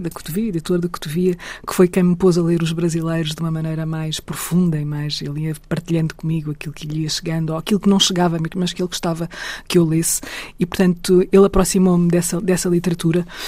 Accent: Portugal

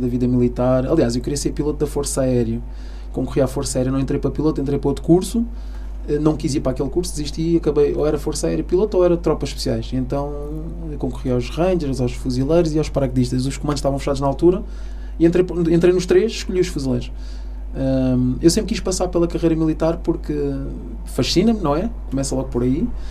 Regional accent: Almada, Setúbal, Portugal; filho de cabo-verdianos, mas nasci em Portugal

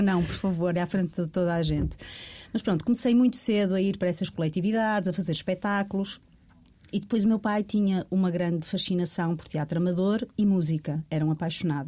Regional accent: Rio Tinto, Porto District, Portugal; eu sou de Rio Tinto, do Porto

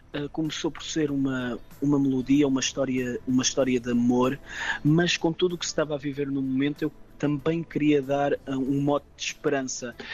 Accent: Algarve, Portugal; sou algarvio, algarvio de gema

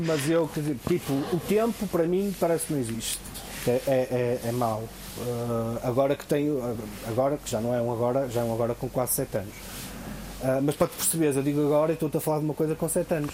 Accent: Vila Nova de Gaia, Norte, Portugal; eu digo que sou de Gaia

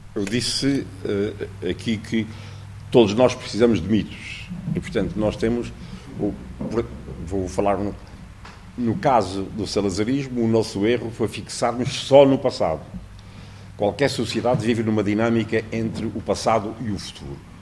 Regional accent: Portugal

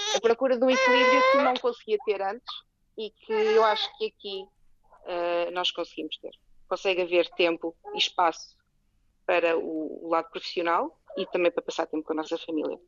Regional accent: Portugal; moved away as an adult; now in Netherlands; nós como portuguesa

